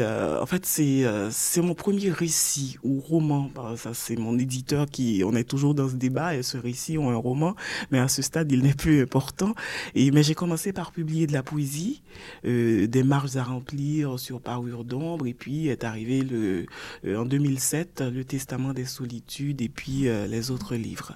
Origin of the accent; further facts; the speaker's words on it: Port-au-Prince, Ouest, Haiti; Je suis née à Port-au-Prince, ah. à l'hôpital public. Donc, je suis une Port-au-Princienne pure et dure